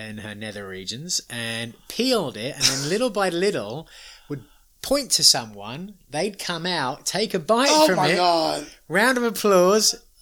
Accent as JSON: {"language": "English", "country": "United States", "said": "we're tourists, we're from America"}